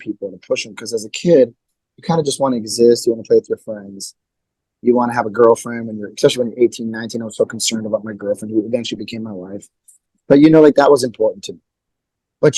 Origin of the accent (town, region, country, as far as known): Milwaukee, Wisconsin, United States; born or raised there